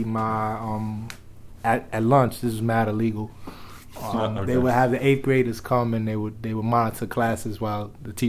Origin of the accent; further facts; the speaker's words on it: New York City, New York, United States; growing up in the Bronx, the stuff that I was able to see hip-hop-wise was just so invaluable.